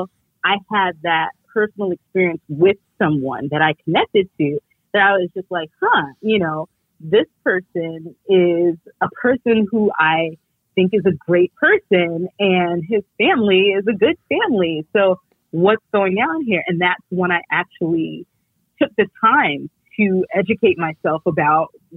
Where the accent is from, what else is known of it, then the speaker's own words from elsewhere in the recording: New York City, New York, United States; I grew up in New York City, and we're a very diverse city.